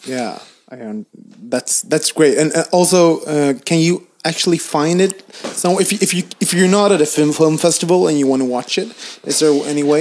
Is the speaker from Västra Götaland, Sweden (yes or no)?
yes; Gothenburg, Västra Götaland, Sweden; moved away; Gothenburg, my hometown